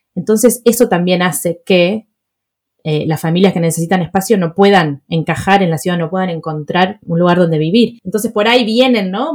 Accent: Buenos Aires, Argentina; mis padres se mudaron a Palermo Viejo y mi colegio estaba en Recoleta

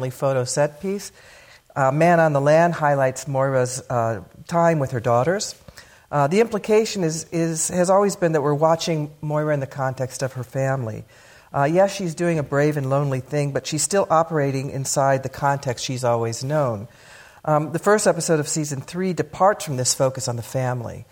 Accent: Pasadena, California, United States; moved away; I grew up in Pasadena and been gone for a very long time

